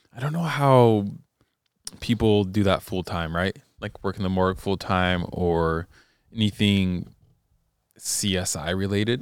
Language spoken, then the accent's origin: English; California, United States; I'm from California.